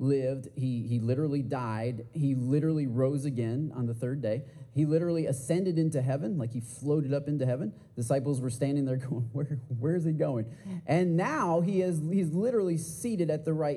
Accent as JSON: {"language": "English", "region": "Michigan", "country": "United States", "moved": "as an adult", "lives_now": "Texas, United States", "said": "I am from Michigan originally. I've been living here in Texas for eight and a half years now"}